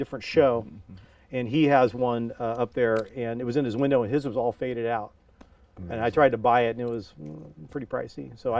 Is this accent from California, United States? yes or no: yes; Pleasanton, California, United States; I went to Amador High School.